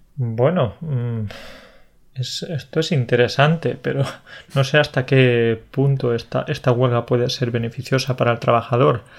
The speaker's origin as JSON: {"language": "Spanish", "region": "Andalusia", "country": "Spain", "said": "soy, del sur, soy de Andalucía"}